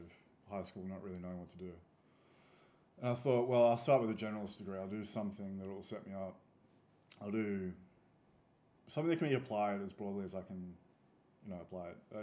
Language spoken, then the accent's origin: English; the country between Kapiti and Arcadia, New South Wales, Australia; I grew up out in the country, so between Kapiti and Arcadia